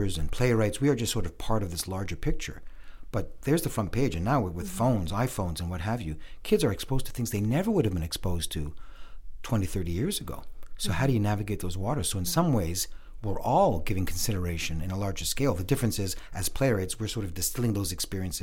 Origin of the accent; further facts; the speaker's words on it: Montreal, Quebec, Canada; I was born and raised in Montreal